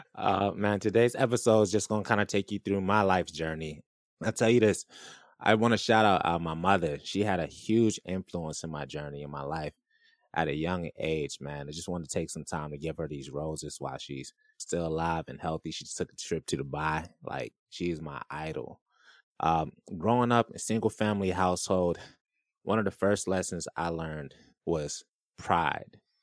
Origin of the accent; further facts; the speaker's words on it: Orlando, Florida, United States; I grew up in Irving, Orlando, Florida.